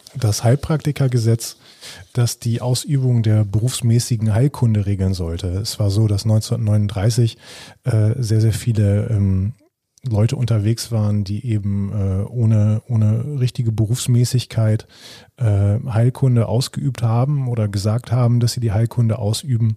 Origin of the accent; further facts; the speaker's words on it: Germany; hier bei uns in Deutschland